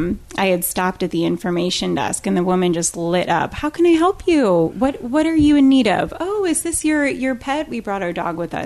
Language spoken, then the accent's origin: English; Illinois, United States; now in Florida, United States; So I'm from the Midwest. Brock is as well. I'm actually from Illinois. Been down in Florida about 10 years now.